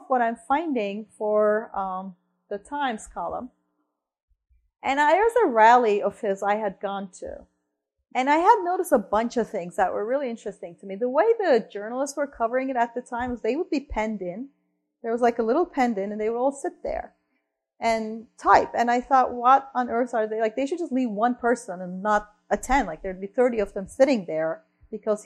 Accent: Turkey; moved away; I mentioned I'm from Turkey, right? I'm from Turkey.

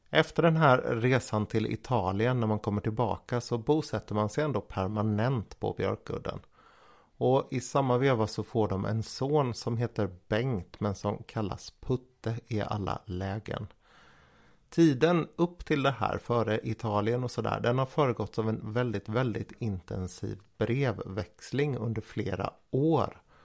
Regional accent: Jönköping, Jönköping County, Sweden; som Jönköpingsbo

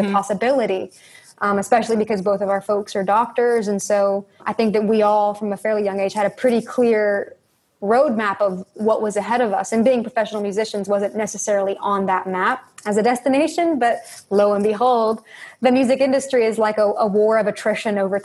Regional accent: Northern Georgia, United States; we are from the South and, you know, grew up in Northern Georgia

